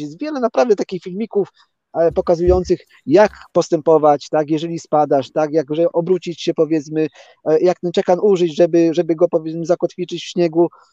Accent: Polanica-Zdrój, Lower Silesian Voivodeship, Poland; now in Hordaland, Norway; ja tam się urodziłem i tam mieszkałem przez dłuższy czas

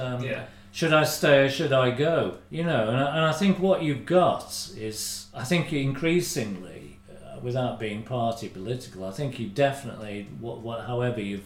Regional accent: United Kingdom

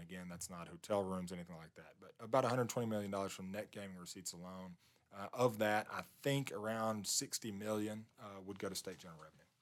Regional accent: Southwest Arkansas, United States; I'm from Southwest Arkansas.

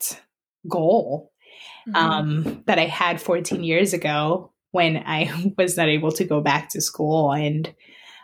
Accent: Colombia; now in Allentown, United States; I'm originally from Colombia

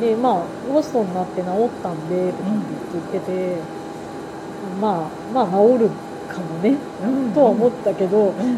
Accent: Tokyo, Japan; 私は東京育ちだから

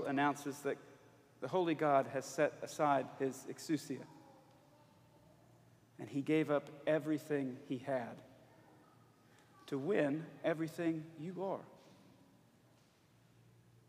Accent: Alabama, United States; I'm from Alabama.

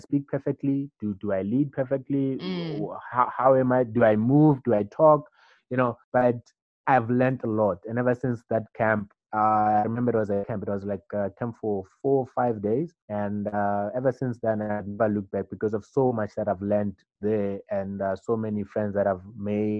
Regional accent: Orange Farm, Gauteng, South Africa; I grew up in Orange Farm

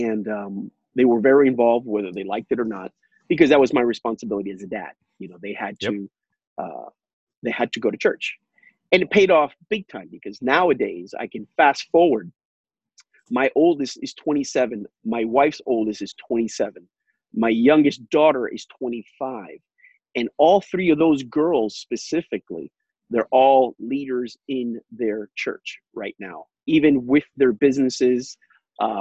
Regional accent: Miami, Florida, United States; also born or lived in Puerto Rico; I live in Miami, Florida. I was born in Miami, Florida. I was raised between Puerto Rico, between the ages of 4 or 5 years old, all the way to about 12 years old between Puerto Rico and Miami

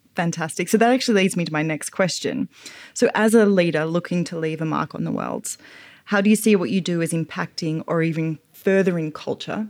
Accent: Australia; moved away as an adult; now in United States; as an Australian woman who's fairly new to American culture

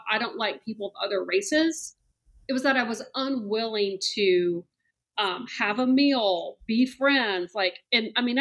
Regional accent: Columbia, South Carolina, United States; moved away as an adult; also born or lived in Charleston, South Carolina; now in Atlanta, United States; Yeah. So I'm originally from Columbia, South Carolina. Okay. Um, grew up there and then went to the College of Charleston.

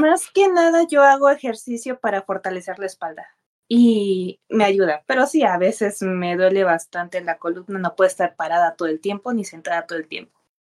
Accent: Acapulco, Guerrero, Mexico; now in Puebla, Mexico; soy de Acapulco. Mm, sí, soy de Acapulco.

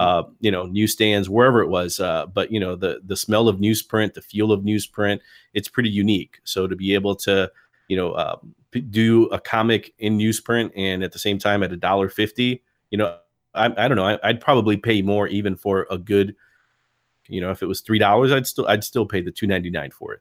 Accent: Chicago, Illinois, United States; I was a proper Chicago guy, like, grew up in Logan Square

